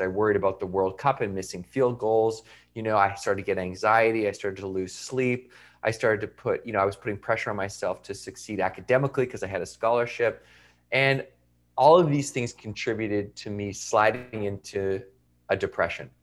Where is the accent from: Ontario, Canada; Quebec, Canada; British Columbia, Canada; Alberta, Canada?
British Columbia, Canada; Victoria; I went to university in my hometown